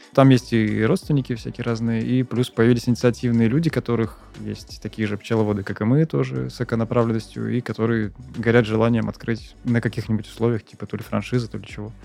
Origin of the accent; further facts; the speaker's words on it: Saint Petersburg, Russia; я в Питере родился и работал в Питере